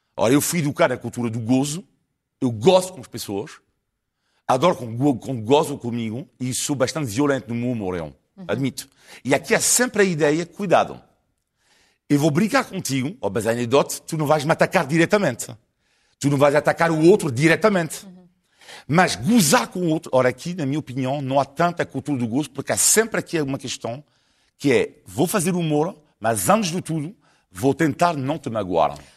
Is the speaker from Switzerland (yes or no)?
no; France; now in Portugal; eu amo mais este país eh, do que o país onde nasci.